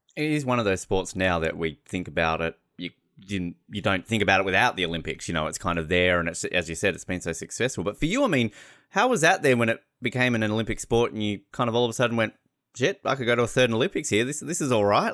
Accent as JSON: {"language": "English", "country": "Australia", "said": "As an Australian"}